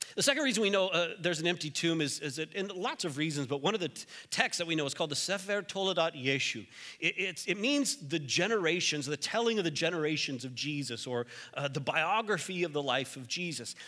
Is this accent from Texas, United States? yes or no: yes; Texas, United States; moved away; I'm from Texas